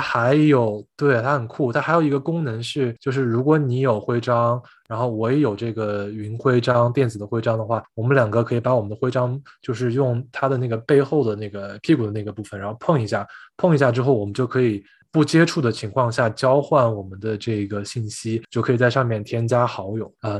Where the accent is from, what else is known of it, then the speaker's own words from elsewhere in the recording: Chengdu, Sichuan, China; 成都的话对我来说就是家的感觉吧，因为从小是在这个地方出生跟长大